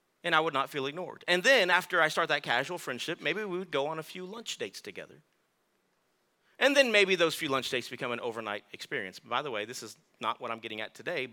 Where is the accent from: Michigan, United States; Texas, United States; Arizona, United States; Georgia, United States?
Texas, United States; I'm from Texas, so I'm tough